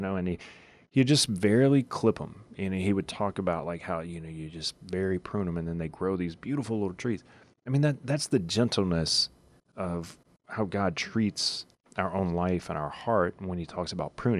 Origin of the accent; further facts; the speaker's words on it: Louisiana, United States; I grew up in Louisiana